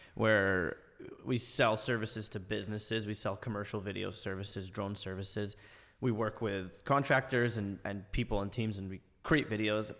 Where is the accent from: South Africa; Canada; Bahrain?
Canada; Ottawa, Ontario; I tell people I'm from Canada. Oh, Montreal, Toronto? I'm like, no, no, Ottawa, like, the capital of the country.